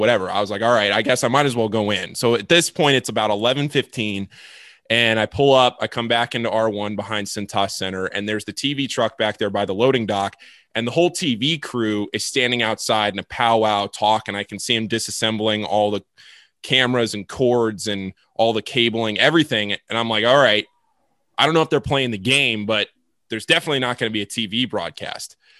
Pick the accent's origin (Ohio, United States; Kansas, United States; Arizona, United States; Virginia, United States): Virginia, United States; Washington, D.C., Northern; I'm from Northern Virginia, Washington, D C